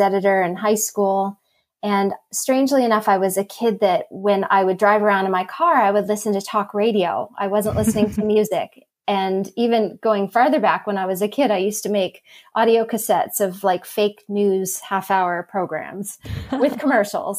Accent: Southern California, United States; moved away as an adult; also born or lived in Boston; I was born and raised in Southern California

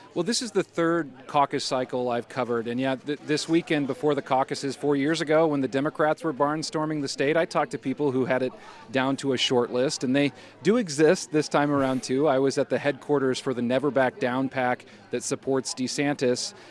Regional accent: Midwest, United States; I grew up in the Midwest where it gets pretty cold

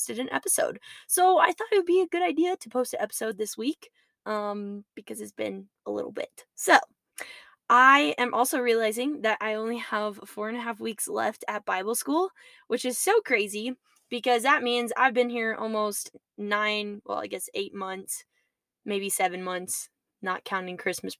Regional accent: United States; as American citizens

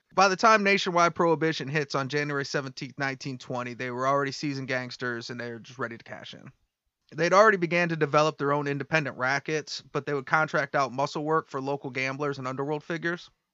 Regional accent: Detroit, Michigan, United States; we're from Detroit

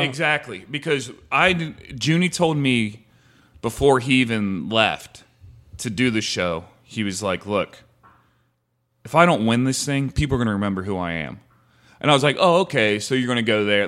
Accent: Ohio, United States; moved away as an adult; also born or lived in South Carolina; now in Santa Monica, United States; I'm from Ohio

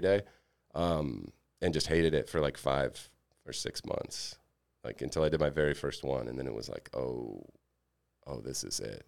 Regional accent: Alabama, United States; moved away as an adult; also born or lived in Mississippi; I was from Alabama

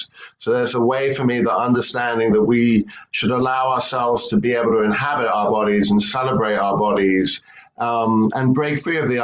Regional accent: London, United Kingdom; moved away as an adult; now in San Francisco, United States; back in England, where I grew up in London

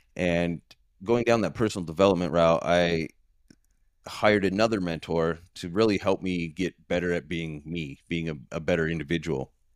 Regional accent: San Diego, California, United States; moved away as an adult; now in Queen Creek, United States; I was born and raised in San Diego, San Diego, California

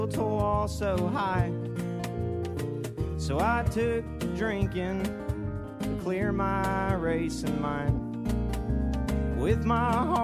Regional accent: Charleston, West Virginia, United States; I grew up down in Kanawha City

